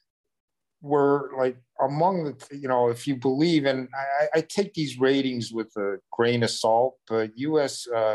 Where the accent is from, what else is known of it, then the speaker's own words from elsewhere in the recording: Toronto, Ontario, Canada; now in United States; I grew up in Canada with socialized medicine. And when I grew up in Toronto